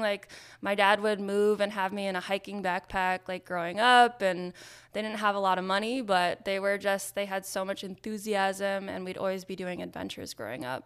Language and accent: English; Nyack, New York, United States; now in Maine, United States; I grew up in Nyack, New York.